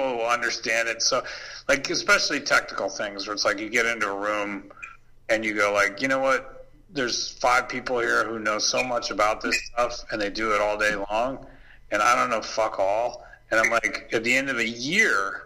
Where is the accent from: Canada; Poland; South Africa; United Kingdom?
Canada; moved away as an adult; also born or lived in Paris; for years growing up in Canada, I was like, I learned French.